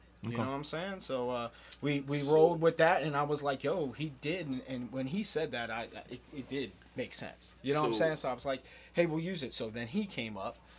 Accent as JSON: {"language": "English", "town": "Baltimore", "region": "Maryland", "country": "United States", "said": "But, I mean, we are from Baltimore, but, you know. Rep the whole fucking state"}